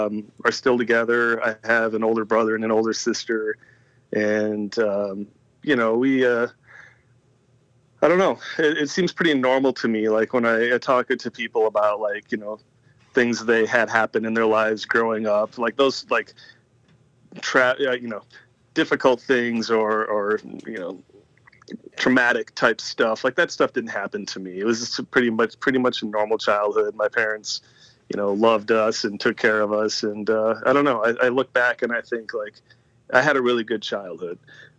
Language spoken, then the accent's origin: English; Eau Claire, Wisconsin, United States; also born or lived in Green Bay; I was born in Green Bay, Wisconsin, but I don't really say I'm from Green Bay unless I'm talking to a Packers fan